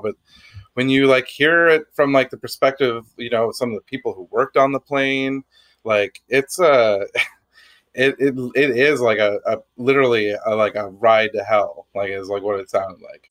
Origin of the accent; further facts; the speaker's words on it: Canada; being Canadian